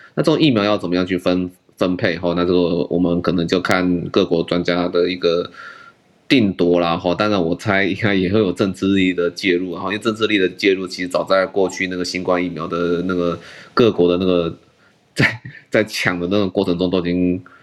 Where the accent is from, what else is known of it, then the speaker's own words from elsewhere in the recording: Taiwan; 我们台湾这边